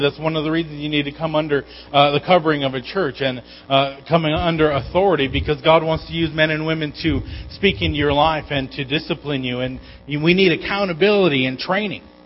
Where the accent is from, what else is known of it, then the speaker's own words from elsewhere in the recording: Igiugig, Alaska, United States; moved away; Growing up in Igiak